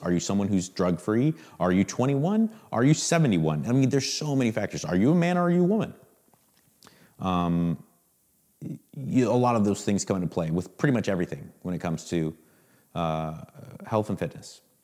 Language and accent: English; Southern California, United States; I grew up, literally, I grew up in Southern California